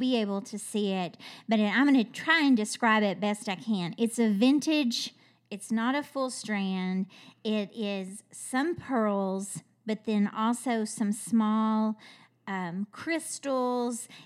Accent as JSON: {"language": "English", "region": "Kentucky", "country": "United States", "said": "I'm from Kentucky"}